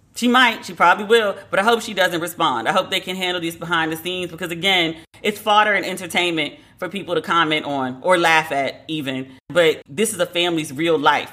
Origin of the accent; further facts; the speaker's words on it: United States; accent: American; a white man referred to me as white based on my American accent